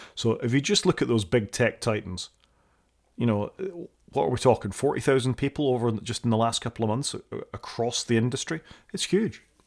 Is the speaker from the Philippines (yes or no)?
no; Scotland, United Kingdom; I'm a Scot